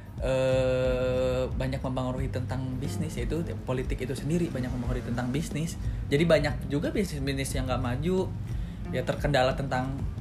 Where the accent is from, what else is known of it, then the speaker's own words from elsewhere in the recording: Bandung, West Java, Indonesia; also born or lived in Jakarta / Padang (parents' origin); lahir di Jakarta, pindah ke Bandung pas SD kelas 2 semester 2